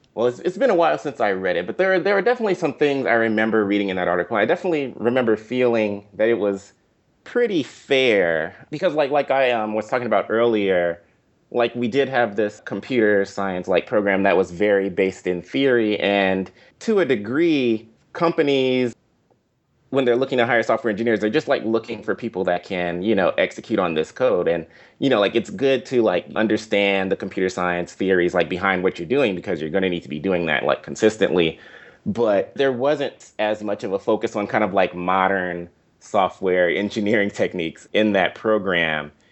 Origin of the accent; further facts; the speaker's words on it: Inglewood, California, United States; moved away as an adult; also born or lived in Washington, D.C.; I grew up specifically in Inglewood